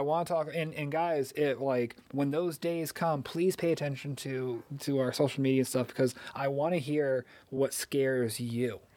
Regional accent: Missouri, United States; where we're from, because I'm from Missouri

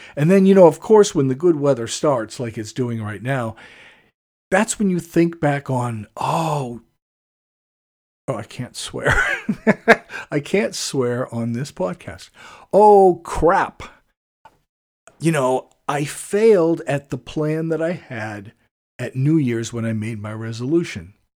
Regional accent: United States; I have to admit to being an American.

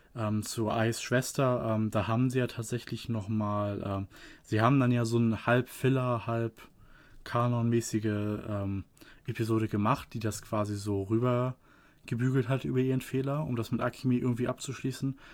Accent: Germany; hier bei uns in Deutschland

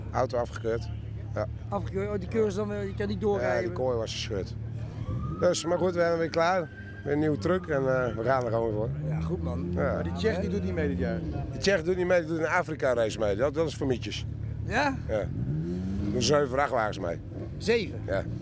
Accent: Ede, Gelderland, Netherlands; Ik kom uit Ede, dus ik ken Harskamp.

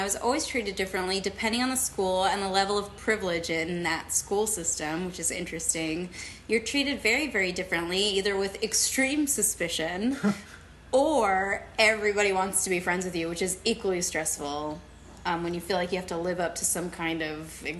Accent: Texas, United States; born there; also born or lived in Germany; I wasn't, actually. I was born in Texas. Yay. Yeah. And we bounced around a bit, and we were in Germany for a while. I went to kindergarten there.

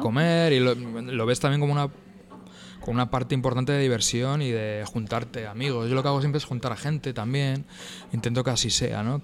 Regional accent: Getxo, Basque Country, Spain; yo, soy de Guecho, que Guecho es una... Es un municipio con varios pueblos, algunos de ellos de clase alta y otros de media y demás aunque yo, yo crecí en Aldapas

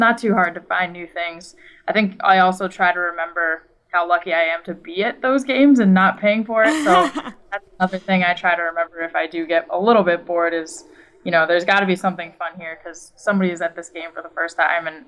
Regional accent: New England, United States; now in Washington, D.C., United States; I grew up in New England, huge Yankees fan, surrounded by Red Sox fans

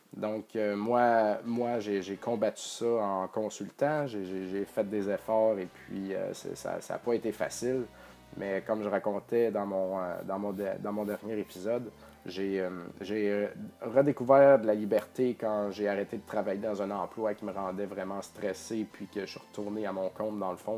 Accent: Beauce, Quebec, Canada; je viens de la Beauce, puis en Beauce on dit Odette

